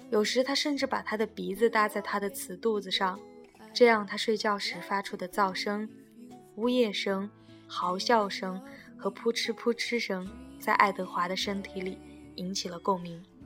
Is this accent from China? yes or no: yes; Sichuan, China; 我也是四川的